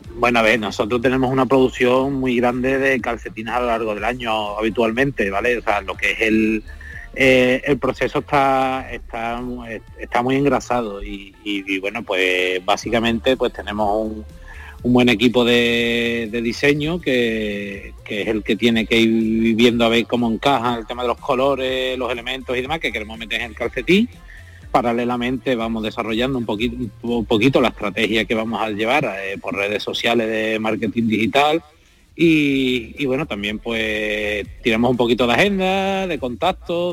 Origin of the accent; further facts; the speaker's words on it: Seville, Andalusia, Spain; yo soy de Sevilla